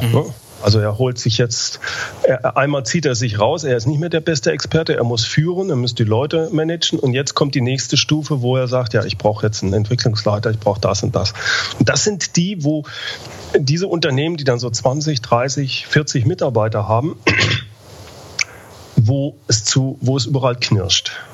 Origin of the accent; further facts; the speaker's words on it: Germany; Gerade wir als Deutsche